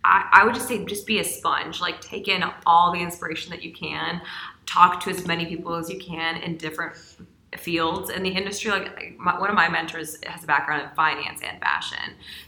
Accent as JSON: {"language": "English", "region": "Louisiana", "country": "United States", "tie": "born or raised there", "said": "Like, I grew up in Louisiana, so went to school in New Orleans."}